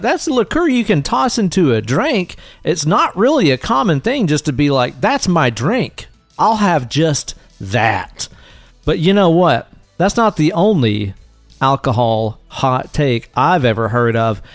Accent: Tennessee, United States; we are both Tennessee boys

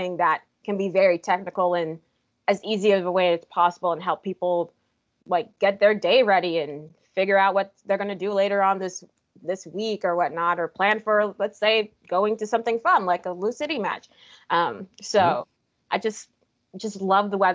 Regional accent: South Florida, United States; growing up in South Florida

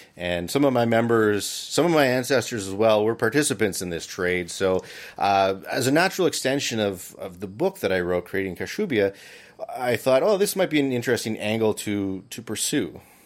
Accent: Barry's Bay, Ontario, Canada; also born or lived in Peterborough / Ottawa; I was born here in Barry's Bay, and I grew up in town

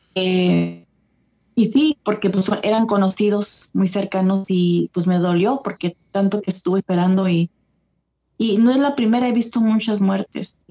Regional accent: California, United States; also born or lived in El Paso, Texas, United States; now in East Coast, United States; nací en El Paso, pero me quedé en California

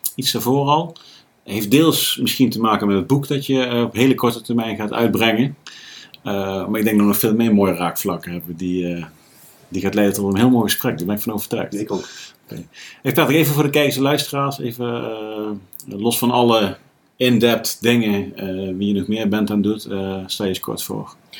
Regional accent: Groesbeek, Gelderland, Netherlands; moved away as an adult; also born or lived in Nijmegen; eigenlijk tot, ja, tot mijn dertigste in Groesbeek heb gewoond

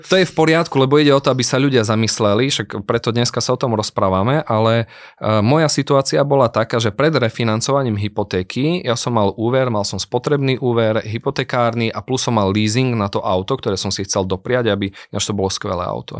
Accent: Prešov, Prešov Region, Slovakia; accent: eastern Slovak; ja som chlapec z východného Slovenska, som z Prešova, možno to aj počuť na môjom prízvuku

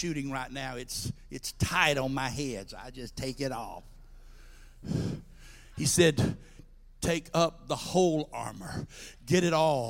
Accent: Georgia, United States; I worked at a farmer's market in my hometown

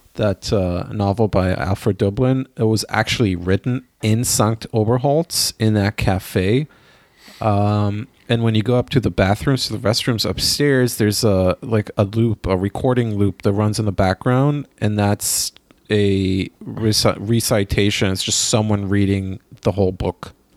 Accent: Israel; now in Germany; I grew up in Israel

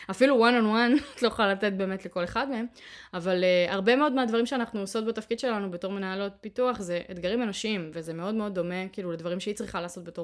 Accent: Ariel, West Bank, Israel; אני גדלתי באריאל, אבל למדתי בתיכון בתל אביב

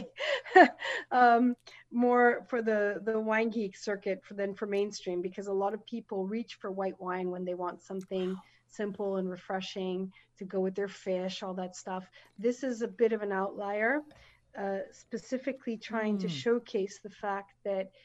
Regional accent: United States; moved away as an adult; now in France; an American woman in the south of France

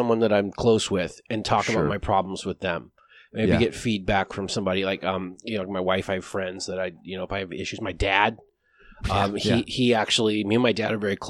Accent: Alaska, United States; we're both from Alaska, man.

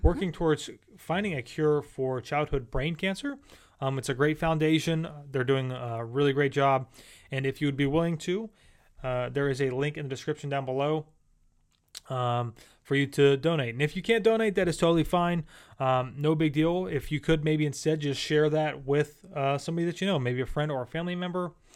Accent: Central Pennsylvania, United States; moved away as an adult; now in Florida, United States; we are not from Florida. We're actually from Pennsylvania

